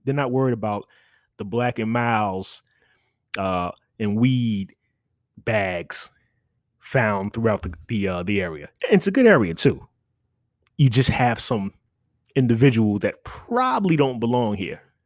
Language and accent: English; New York City, New York, United States; moved away as an adult; I'm, I'm a New Yorker